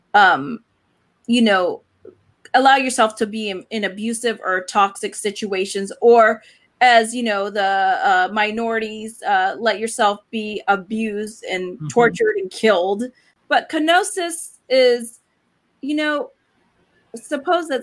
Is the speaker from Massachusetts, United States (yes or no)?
no; Western Pennsylvania, United States; also born or lived in Puerto Rico / California; I was born in Puerto Rico, but we moved to California for a bit and then to Pennsylvania.